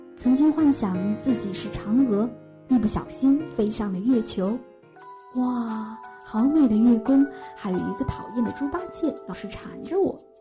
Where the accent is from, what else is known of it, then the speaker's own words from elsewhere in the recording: Saudi Arabia; Chinese is a second language; moved away as an adult; also born or lived in Somalia; now in China; 我是在沙特阿拉伯出生长大